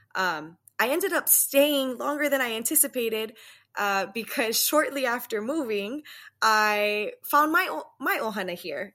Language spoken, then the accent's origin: English; Waianae, Hawaii, United States; moved away as an adult; now in Las Vegas, United States; I'm originally from Waianae, born and raised.